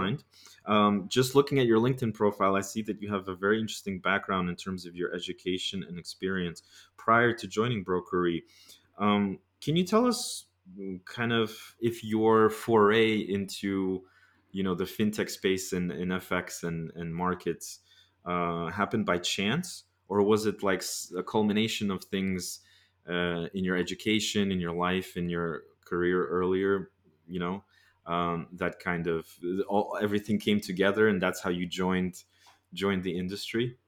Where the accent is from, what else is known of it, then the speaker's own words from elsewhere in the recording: United States; me being an American